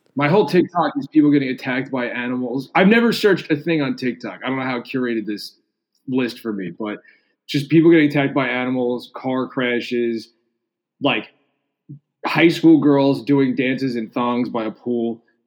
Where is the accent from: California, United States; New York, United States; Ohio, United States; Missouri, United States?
New York, United States; New York City; also born or lived in New Jersey / Los Angeles; I grew up in Staten Island and then lived in Jersey for like a long time, and then uh, I've lived back in New York for like 12 years now